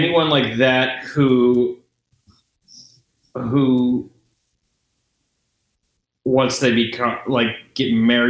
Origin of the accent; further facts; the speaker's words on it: Exeter, South West England, United Kingdom; I have a friend who I grew up with in Exeter